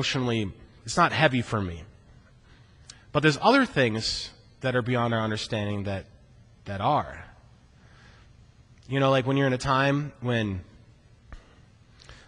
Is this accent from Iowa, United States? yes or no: yes; Iowa, United States; growing up in Iowa, working really boring jobs like on the mink farm